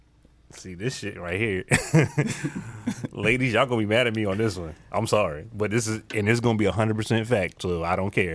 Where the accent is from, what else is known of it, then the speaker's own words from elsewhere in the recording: New York, United States; I'm from New York